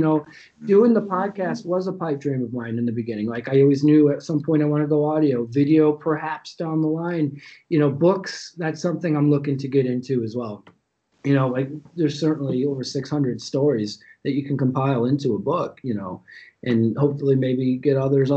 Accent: Chicago, Illinois, United States; I'm from Chicago. I grew up with the Bulls

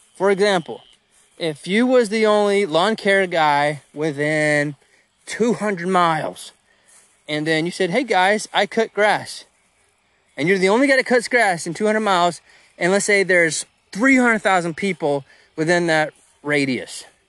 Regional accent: United States; I'm an American too

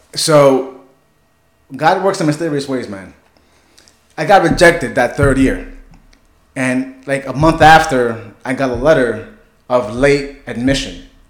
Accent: New York City, New York, United States; also born or lived in Bronx, New York / Whitestone, Queens, New York; I was born in Manhattan, New York City.

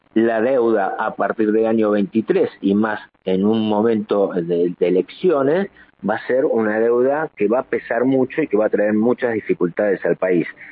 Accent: Argentina; usamos todos los argentinos

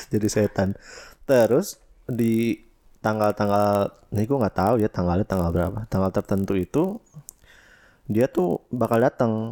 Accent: West Java, Indonesia; Emang gue orang Sunda.

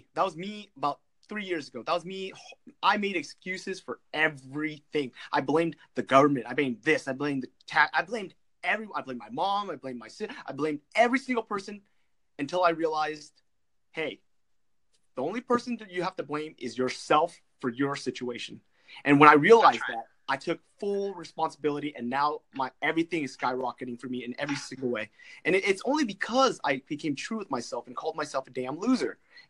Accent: California, United States; California, Orange County.

